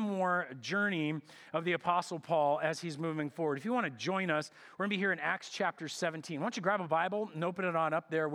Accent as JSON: {"language": "English", "country": "United States"}